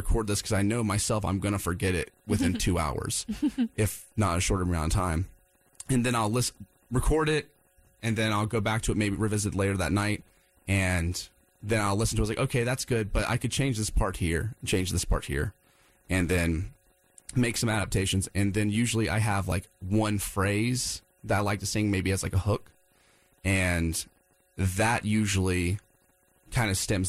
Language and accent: English; Wilmington, United States; moved away; I'm from Wilmington, and I go down there quite a bit to visit family and friends